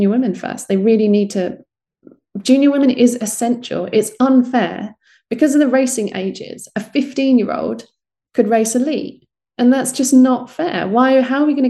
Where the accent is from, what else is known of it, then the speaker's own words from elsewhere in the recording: United Kingdom; you're British